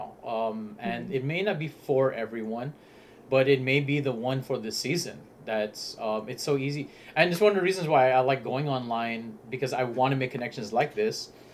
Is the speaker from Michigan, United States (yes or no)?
no; Southern California, United States; we are from California. SoCal